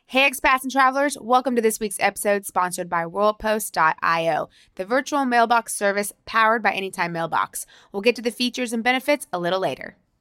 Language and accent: English; Florida, United States; moved away as an adult; now in Porto, Portugal; I grew up in Florida